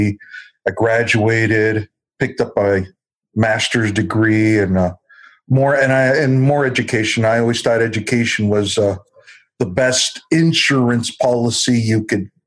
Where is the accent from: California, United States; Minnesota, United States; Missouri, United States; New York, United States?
California, United States; Southern; I was born and raised in Southern California.